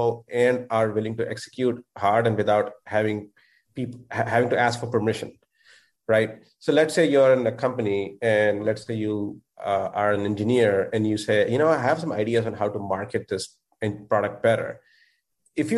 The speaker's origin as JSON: {"language": "English", "country": "India", "moved": "as an adult", "lives_now": "United States", "said": "I'm originally from India. I moved here when I was 21."}